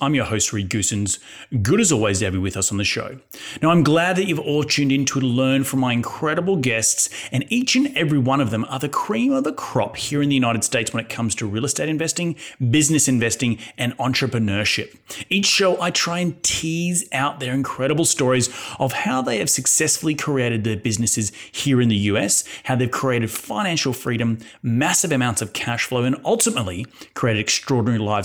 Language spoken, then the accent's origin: English; Australia; my home country of Australia